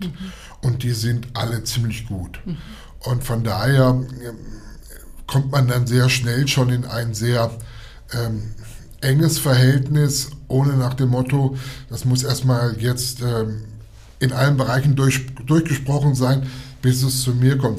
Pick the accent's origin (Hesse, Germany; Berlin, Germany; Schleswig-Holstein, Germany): Hesse, Germany; along the Fulda river; von der Mündung der Fulda, Fulda aufwärts, das ist gut sagen, das ist mein Heimatort.